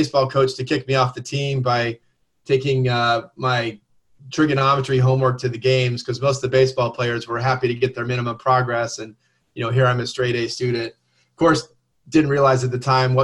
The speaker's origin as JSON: {"language": "English", "region": "Southern California", "country": "United States", "tie": "born or raised there", "said": "I grew up in Southern California"}